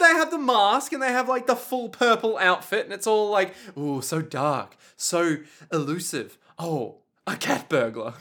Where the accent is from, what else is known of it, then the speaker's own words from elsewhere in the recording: Australia; As an Australian